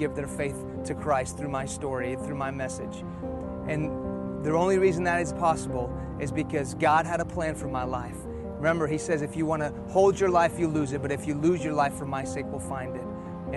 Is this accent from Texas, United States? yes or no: yes; Houston, Texas, United States; first language Persian; English is a second language; also born or lived in Iran; I was born here in Houston, Texas.